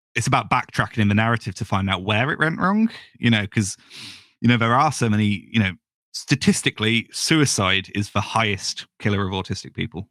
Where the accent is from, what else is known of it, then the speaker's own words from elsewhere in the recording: United Kingdom; I'm British